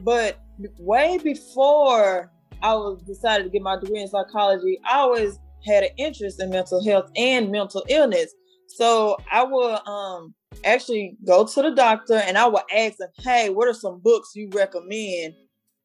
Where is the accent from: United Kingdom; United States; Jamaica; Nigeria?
United States; Dallas, Texas; accent: Southern; also born or lived in Houston, Texas; I'm located in Houston right now. I'm originally from Dallas, Texas. I'm about to move back home because home is where the heart is